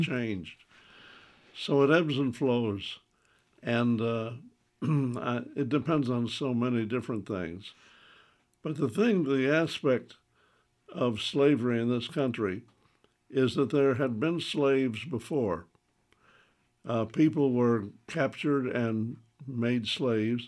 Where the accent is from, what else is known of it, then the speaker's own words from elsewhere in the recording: the South, United States; as a Southerner